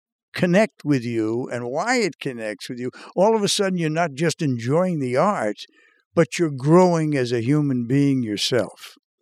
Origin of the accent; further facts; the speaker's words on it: Revere, Massachusetts, United States; And it happens that I grew up in Revere, Massachusetts.